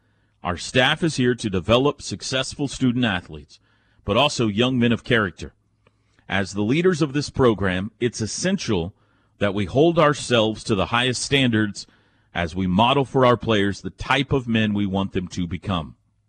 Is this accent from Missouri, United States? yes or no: no; California, United States; I grew up in the Bay Area and went to school, obviously, in Oklahoma.